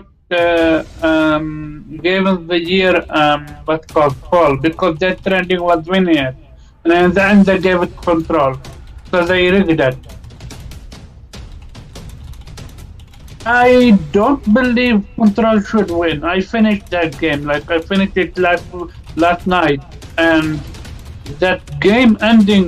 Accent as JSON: {"language": "English", "country": "Lebanon", "tie": "born or raised there", "moved": "yes", "lives_now": "Netherlands", "said": "I'm actually born in the Lebanon, but I live in the Netherlands"}